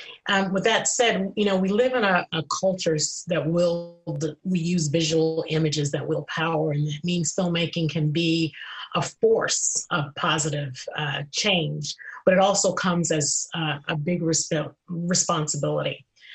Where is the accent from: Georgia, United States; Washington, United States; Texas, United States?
Georgia, United States; Atlanta; You know, I'm originally from Atlanta, Georgia.